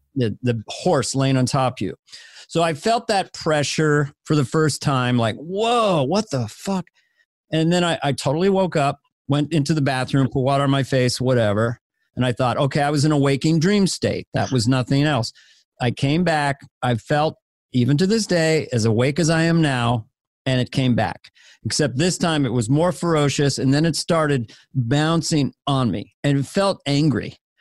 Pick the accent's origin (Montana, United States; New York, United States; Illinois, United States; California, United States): Montana, United States; Missoula; moved away; I was born in Missoula.